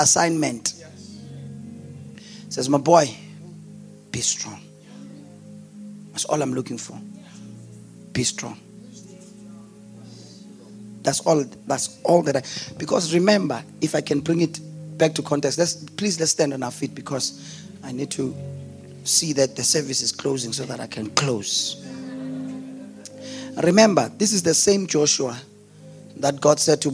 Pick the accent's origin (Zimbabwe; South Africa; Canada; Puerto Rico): South Africa; Delmas, Mpumalanga; I'm from Delmas. Population of less than 100,000 people. That's where I come from. That's where I was born. That's where I grew up.